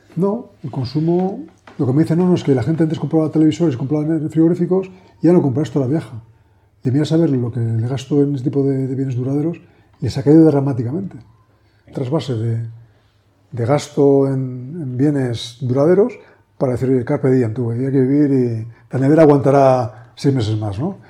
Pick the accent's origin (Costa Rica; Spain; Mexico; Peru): Spain; Madrid, Community of Madrid; also born or lived in Menorca; somos de Madrid